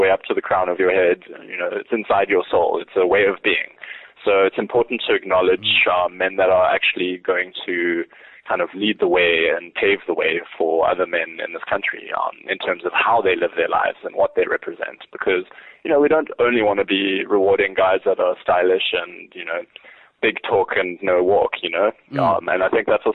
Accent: South Africa; ourselves as South African men

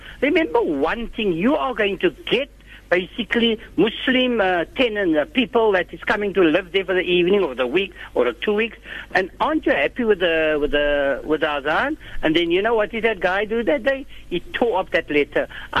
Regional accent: Cape Town, Western Cape, South Africa; since I am from District 6

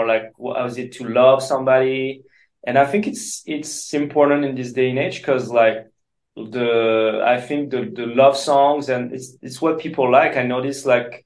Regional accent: France; English is a second language

